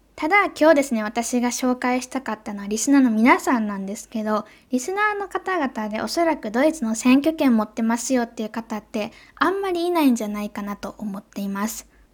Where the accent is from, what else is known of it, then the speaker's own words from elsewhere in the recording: Japan; 私の母国である日本